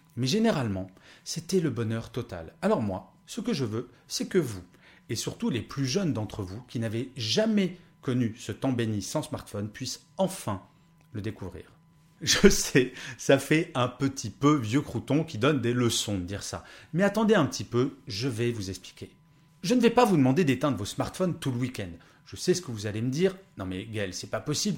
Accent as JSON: {"language": "French", "country": "France", "tie": "born or raised there", "said": "Je suis né en France, soi-disant le pays du bien-être et du savoir-vivre"}